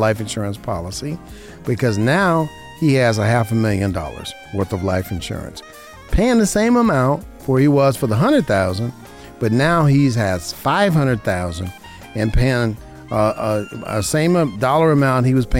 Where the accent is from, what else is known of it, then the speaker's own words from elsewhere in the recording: Las Vegas, Nevada, United States; Born and raised in Vegas